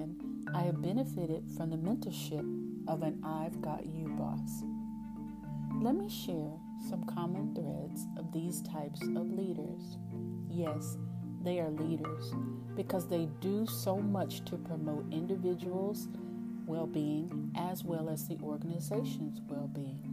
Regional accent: East Texas, United States; accent: East Texas; my East Texas accent

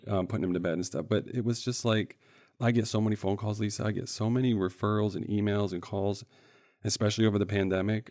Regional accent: central Michigan, United States; I grew up in the Midwest here in Michigan, in central Michigan, couple different cities

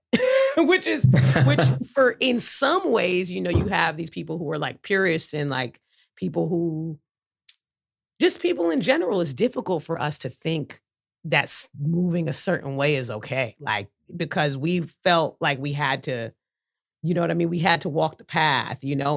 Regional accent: New York City, New York, United States; growing up in New York City, but growing up in Brooklyn

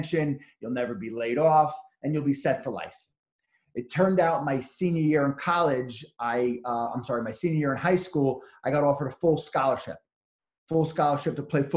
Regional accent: Bellmore, New York, United States; also born or lived in Suffolk County, New York; I grew up in Belmore, which is in Nassau County.

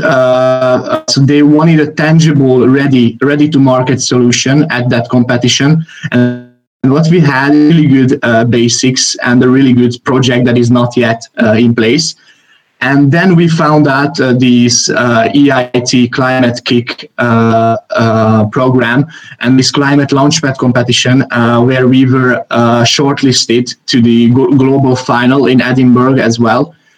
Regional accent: Hungary; I am from Hungary.

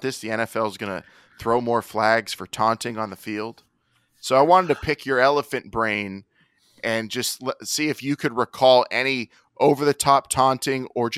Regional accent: United States

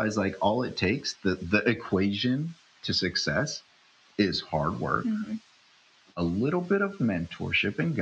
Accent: upstate New York, United States; born or raised there; also born or lived in Philippines

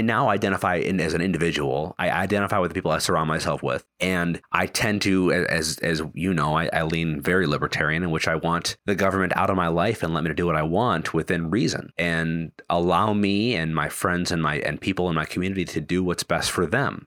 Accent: Wisconsin, United States; now in Virginia, United States; I live in Virginia. I'm from Wisconsin.

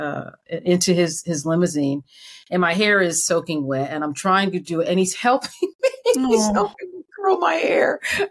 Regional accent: Connecticut, United States; I am a born and raised in Connecticut

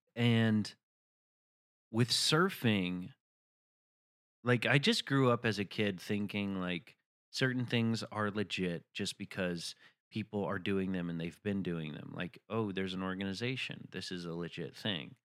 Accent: Chattanooga, Tennessee, United States; moved away; I'm from Chattanooga, Tennessee.

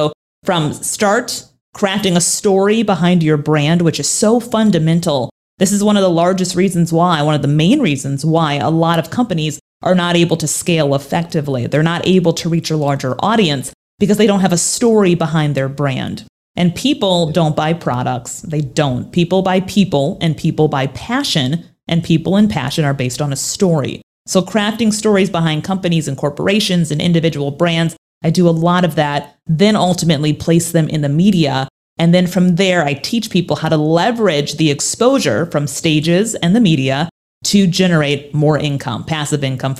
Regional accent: Minnesota, United States; accent: Minnesota; So let me give you the 411 on my life growing up. I'm from Minnesota. Yes, I used to have an accent. I used to say, oh yeah, don't you know Minnesota?

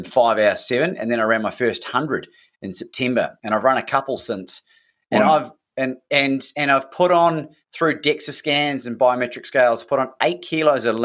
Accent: New Zealand; growing up in New Zealand

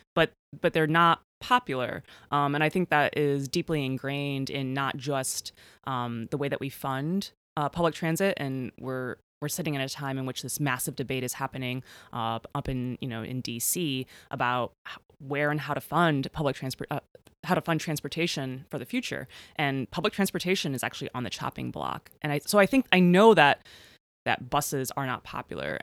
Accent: Chicago, Illinois, United States; growing up in Chicago

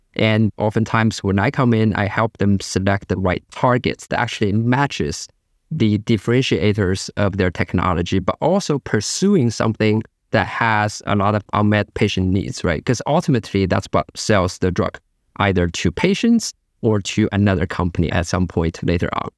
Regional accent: China; moved away; I grew up in China

